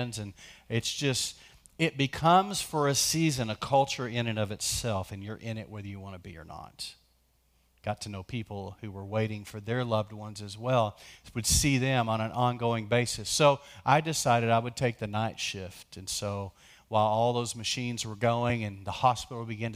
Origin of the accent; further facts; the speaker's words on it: West Texas, United States; you have to say Dale with two syllables, Dale, because we're from West Texas